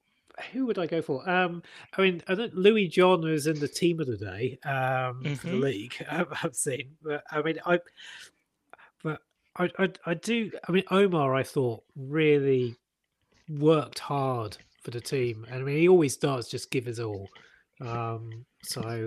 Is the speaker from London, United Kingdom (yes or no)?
no; Plymouth, South West England, United Kingdom; also born or lived in Sutton; I spent my teenage years in Plymouth. I was born in Sutton